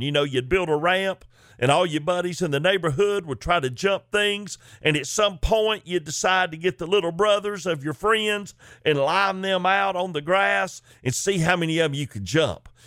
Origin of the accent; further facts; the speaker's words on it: Chickamauga, Georgia, United States; growing up in Chickamauga in a Christian home